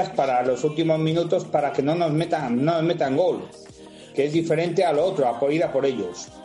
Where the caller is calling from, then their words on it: Valladolid, Castile and León, Spain; Muy buenas, mira … de Valladolid.